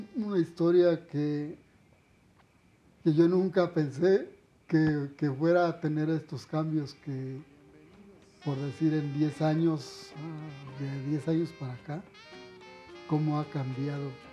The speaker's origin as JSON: {"language": "Spanish", "region": "Guanajuato", "country": "Mexico", "moved": "yes", "lives_now": "Mexico City, Mexico", "said": "me voy a mi pueblo"}